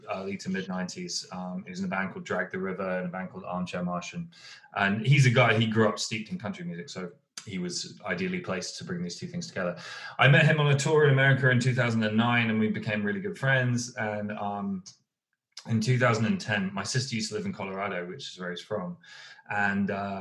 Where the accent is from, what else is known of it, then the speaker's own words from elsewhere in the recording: United Kingdom; I'm a Southerner.